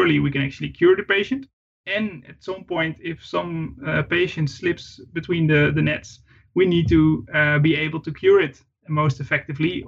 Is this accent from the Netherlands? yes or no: yes; Netherlands; I was raised, brought up in quite a rural part of the Netherlands.